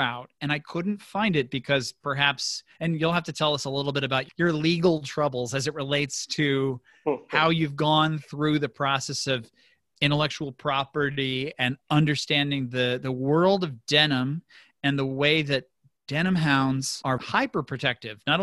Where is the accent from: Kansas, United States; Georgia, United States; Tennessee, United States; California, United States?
Kansas, United States; Newton; I was born in Newton, Kansas, about an hour south of Salina